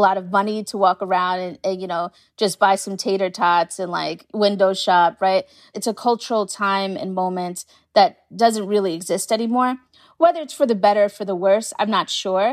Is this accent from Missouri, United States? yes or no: no; New York City, New York, United States; I'm from Staten Island, so I know Staten Island very well